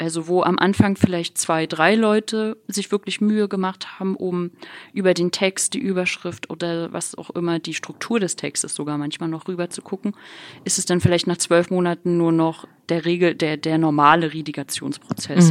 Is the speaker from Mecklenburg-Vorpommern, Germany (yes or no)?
yes; Rostock, Mecklenburg-Vorpommern, Germany; moved away; ich bin halt in Rostock aufgewachsen, war Oss, bin Ossi